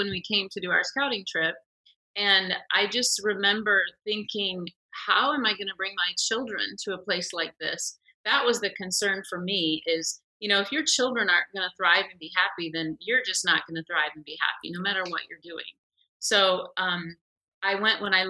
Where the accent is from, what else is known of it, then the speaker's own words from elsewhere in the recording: Minnesota, United States; moved away as an adult; now in Niger; I came from Minnesota. I had literally been nowhere